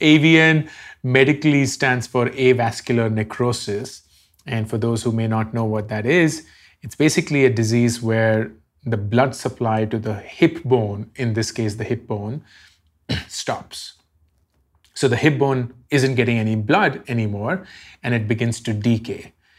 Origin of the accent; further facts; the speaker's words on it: Delhi, India; I grew up in Delhi